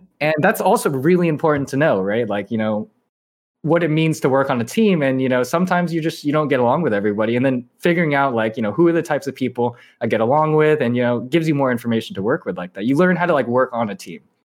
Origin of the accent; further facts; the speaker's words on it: Irvine, California, United States; moved away as an adult; also born or lived in upstate New York; I grew up in Irvine, which is, like, you know, a city in Southern California.